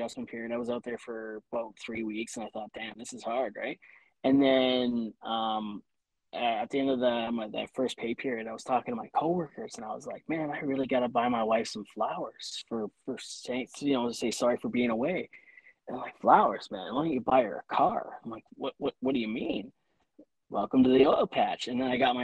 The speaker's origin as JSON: {"language": "English", "region": "Ontario", "country": "Canada", "also_born_or_lived": "Saskatchewan", "moved": "as an adult", "said": "I was, 20 years old. I moved out to Saskatchewan from Ontario."}